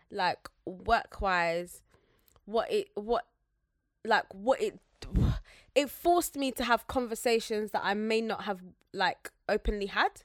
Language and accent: English; Zambia; I'm Zambian